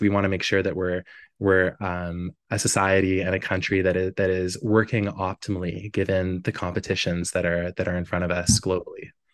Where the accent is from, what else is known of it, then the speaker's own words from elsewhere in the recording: Newfoundland and Labrador, Canada; my hometown in Labrador